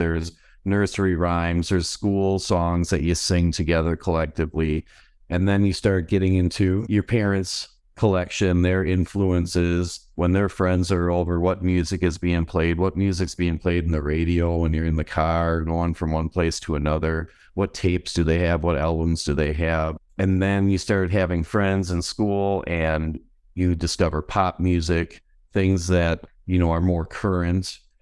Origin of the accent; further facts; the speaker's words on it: Mayville, Wisconsin, United States; now in West Bend, United States; I grew up in Mayville, which is in Dodge County